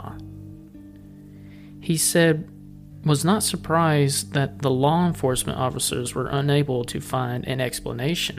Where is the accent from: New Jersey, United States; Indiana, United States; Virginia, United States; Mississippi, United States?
Virginia, United States; Pearisburg; Parrisburg, Virginia, in Giles County. like I said, my hometown